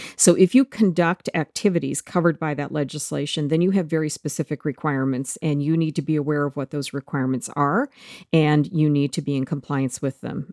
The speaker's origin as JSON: {"language": "English", "country": "Canada", "said": "as a Canadian"}